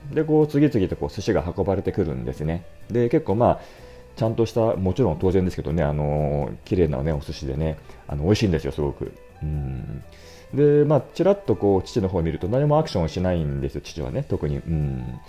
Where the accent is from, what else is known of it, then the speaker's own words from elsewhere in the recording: Otsuka, Tokyo, Japan; 私の実家は大塚なんですが